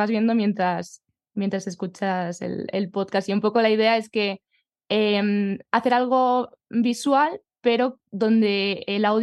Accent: Collado Villalba, Community of Madrid, Spain

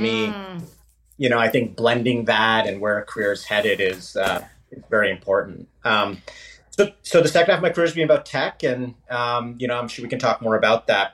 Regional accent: India; also born or lived in Canada; now in United States; a classic sort of first generation um, immigrant that came to actually Canada. I'm actually Canadian by citizenship, but born in India, and eventually made my way to the U.S.

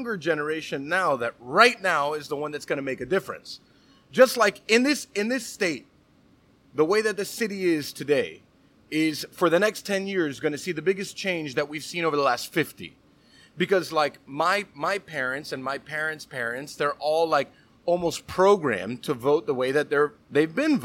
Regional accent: Miami, Florida, United States; I'm born and raised here. I was raised in Little Havana

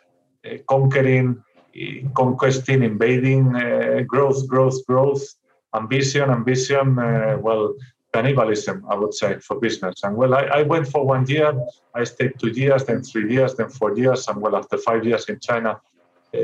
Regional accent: Santander, Cantabria, Spain; moved away as an adult; engineer, from a city called Santander, very well known from the bank, a very tiny, almost beach resort in the north of Spain.

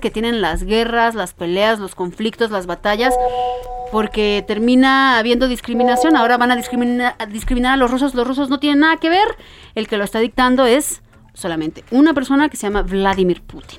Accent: Mexico City, Mexico; soy chilanga

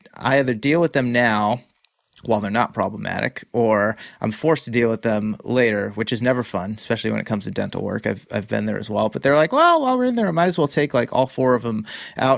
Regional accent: Massachusetts, United States; also born or lived in Boston; now in California, United States; I grew up in Massachusetts, I now live in California.

